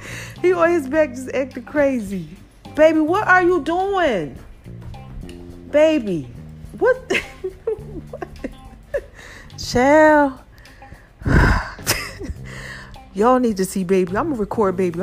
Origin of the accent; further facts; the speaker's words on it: New Jersey, United States; now in Atlanta, United States; I'm from Jersey. They teach you how to do defensive driving up there.